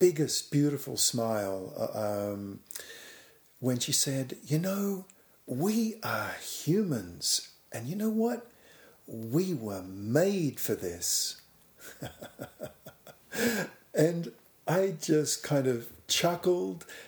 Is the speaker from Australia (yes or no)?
yes; Australia; I was living and growing up in Australia